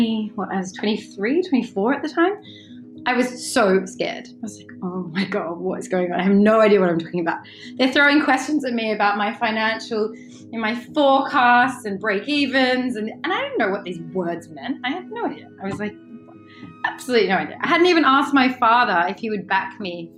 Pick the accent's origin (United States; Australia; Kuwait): Australia; Western District of Victoria; moved away as an adult; now in London, United Kingdom; So I grew up in Australia in a very lovely place in the Western District of Victoria. I grew up on a big sort of lovely farm